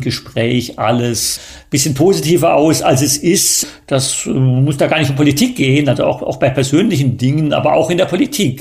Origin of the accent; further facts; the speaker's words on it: Germany; moved away; also born or lived in China; wir als äh, Deutsche